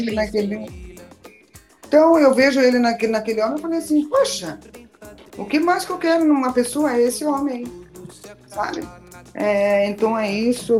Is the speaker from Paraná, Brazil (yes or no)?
yes; southern Paraná, Brazil; eu sou do sul, eu sou do sul do Paraná